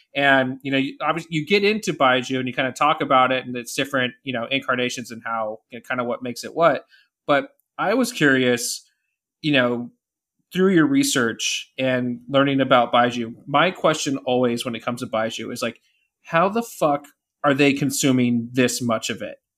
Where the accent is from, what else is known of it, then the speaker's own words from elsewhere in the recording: California, United States; as a Californian